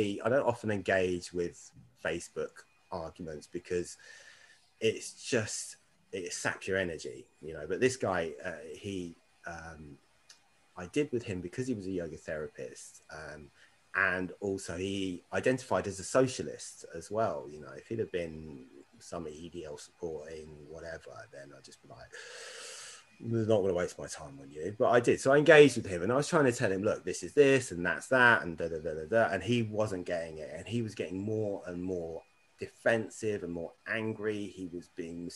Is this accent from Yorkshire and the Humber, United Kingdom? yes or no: no; Windsor, South East England, United Kingdom; I grew up in Windsor